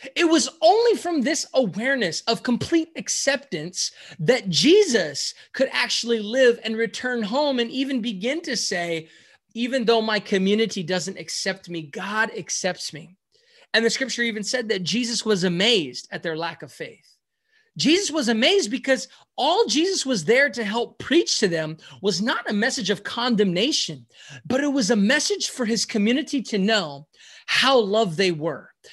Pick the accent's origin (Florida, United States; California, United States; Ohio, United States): California, United States; San Francisco; I am from San Francisco, California, the Bay Area